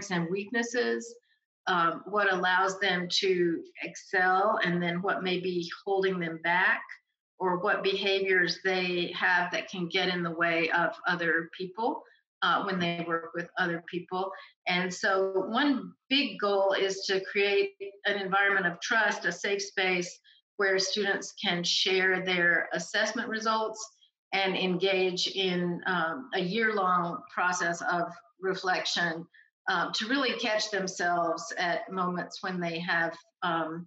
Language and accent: English; North Carolina, United States; moved away as an adult; also born or lived in New York City / New Orleans / West Africa; now in College Station, United States; I'm an East Coast person, born and raised in North Carolina, attended school up and down the East Coast